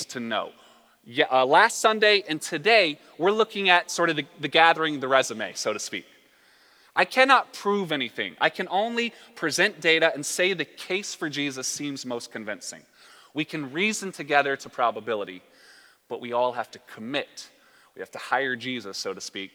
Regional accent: the South, United States; I'm from the South as well, so we say words like willy-nilly

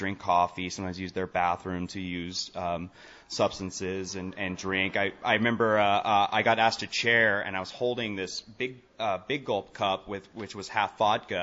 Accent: Portland, Oregon, United States; I'm from Portland, Oregon.

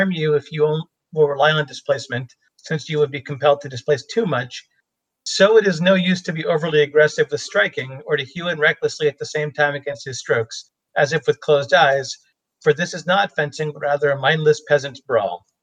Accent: United States

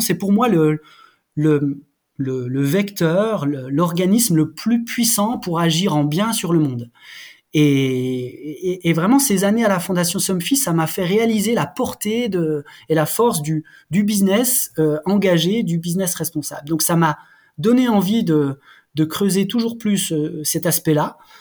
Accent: Haut-Doubs, Jura mountains, Bourgogne-Franche-Comté, France; je suis né dans le Jura, je suis un gamin des montagnes du Jura. Et euh, j'ai eu la chance de grandir euh, dans ce secteur du Haut-Doubs

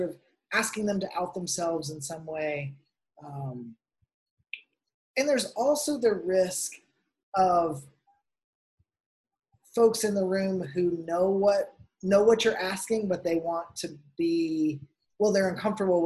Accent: Tennessee, United States; now in Arizona, United States; I grew up in Tennessee in a Pentecostal church

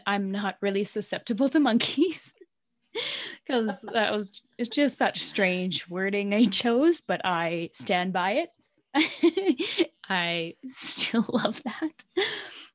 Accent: Canada; accent: Canadian; that's my Canadian accent

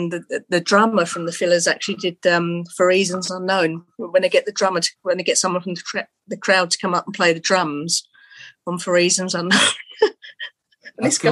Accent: England, United Kingdom; accent: English; I've got an English accent

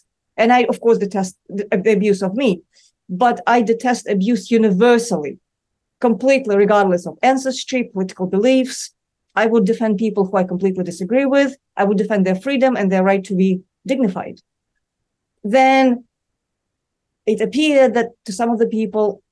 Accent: Moscow, Russia; now in New York City, United States; I grew up in Moscow

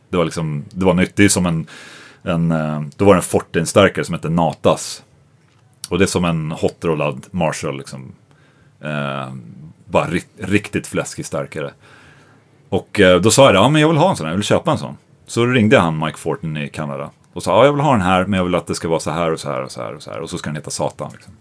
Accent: Sweden; jag är svensk

